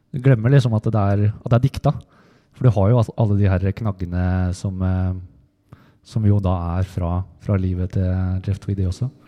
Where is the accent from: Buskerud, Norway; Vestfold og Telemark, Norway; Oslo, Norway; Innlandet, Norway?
Vestfold og Telemark, Norway; Heddal; Jeg kommer jo fra Heddal